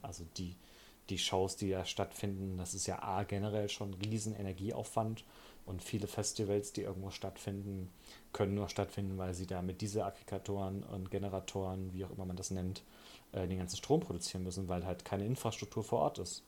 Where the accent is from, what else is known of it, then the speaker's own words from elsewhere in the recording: Germany; als Deutscher